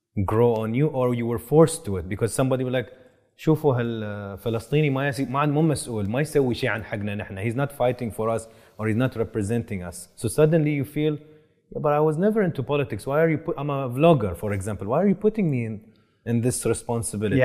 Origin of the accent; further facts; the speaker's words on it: Boston, Massachusetts, United States; I'm a Bostonian